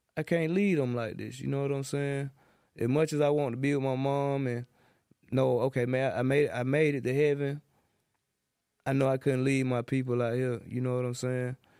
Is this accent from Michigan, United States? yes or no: no; Atlanta, Georgia, United States; I'm from John Brown South, Zone three